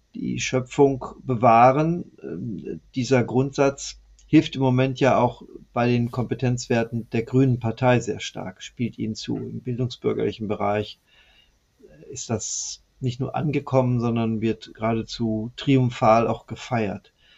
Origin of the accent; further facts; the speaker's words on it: West Germany, Germany; ich als Westdeutscher